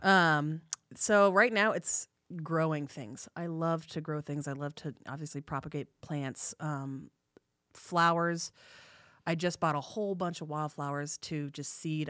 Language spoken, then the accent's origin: English; Bay Area, California, United States; moved away; I'm from California. I'm originally from the Bay Area.